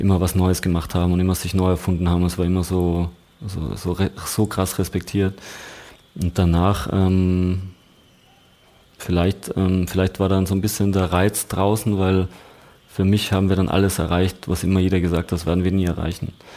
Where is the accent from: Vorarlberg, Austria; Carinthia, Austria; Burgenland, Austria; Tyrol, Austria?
Tyrol, Austria; Landeck; accent: Tirolerisch; moved away; Ich komme aus Landeck heißt das. Ähm, so eine kleine 8000 Einwohnerstadt